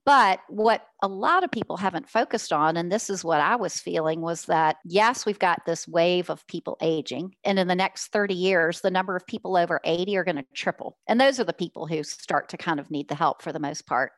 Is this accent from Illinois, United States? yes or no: no; Richmond, Virginia, United States; I'm from Richmond, Virginia, born and raised in Richmond